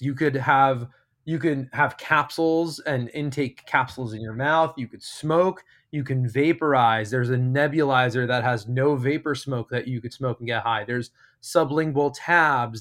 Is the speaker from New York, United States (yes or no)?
yes; outside of New York City, United States; moved away as an adult; now in California, United States; I'm from New York, I grew up, born and raised outside of New York City